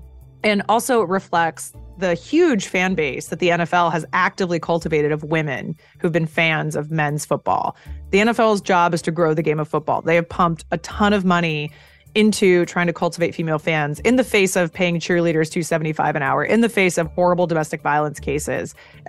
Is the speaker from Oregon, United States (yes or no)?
yes; Eugene, Oregon, United States; I grew up in Eugene, Oregon. Football is part of life.